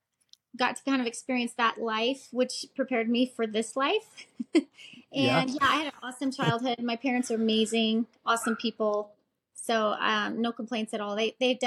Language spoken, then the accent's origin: English; Colorado, United States; And I grew up in Colorado. So my family, we moved a ton, but we always stayed in Colorado. So I lived all over the place. Fort Collins, Elizabeth, Castle Rock, Buena Vista, Denver. Feel like I know Colorado pretty well.